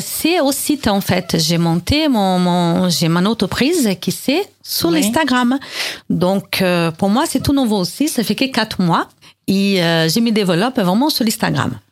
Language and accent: French; Brazil; accent: Brazilian; now in France; Je suis née au Brésil